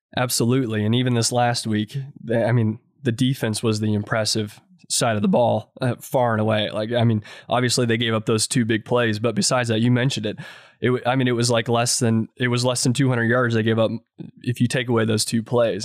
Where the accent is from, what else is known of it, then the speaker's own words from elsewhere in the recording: Indiana, United States; I grew up in Indiana